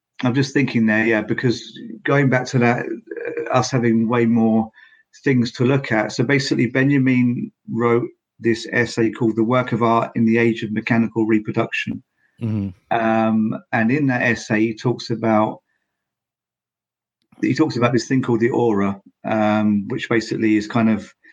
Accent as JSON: {"language": "English", "country": "United Kingdom", "moved": "yes", "lives_now": "Finland", "said": "although I'm in Finland, but I'm from Britain."}